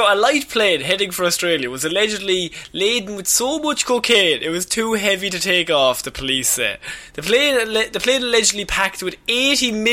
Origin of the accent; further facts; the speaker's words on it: Liverpool, North West England, United Kingdom; Ireland, I beg you. please. I'm from Liverpool, but please.